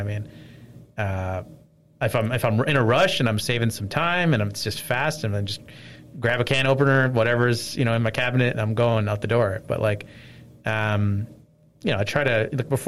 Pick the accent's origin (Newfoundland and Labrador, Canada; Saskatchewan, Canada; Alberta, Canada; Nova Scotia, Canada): Nova Scotia, Canada; also born or lived in North York, Toronto, Ontario; now in Toronto, Canada; In North York, and then I grew up in Nova Scotia